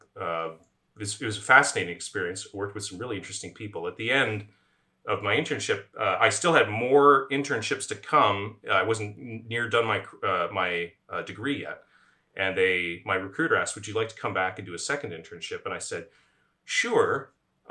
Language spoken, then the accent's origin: English; Ottawa, Ontario, Canada; also born or lived in Waterloo, Canada; I'm originally from Ottawa, Canada